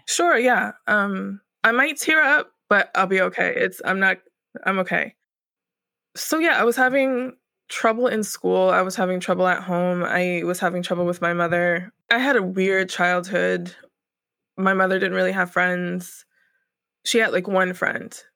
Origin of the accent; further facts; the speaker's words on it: Northern Virginia, United States; also born or lived in Norfolk area, Southern Virginia; now in Brooklyn, United States; I was born in Northern Virginia, the D M V area. D M V stands for D C, Maryland, Virginia, and I pretty much grew up there.